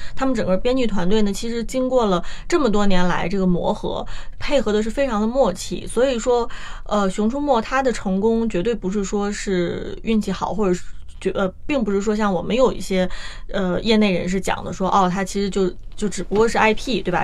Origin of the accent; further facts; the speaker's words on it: China; 我们大陆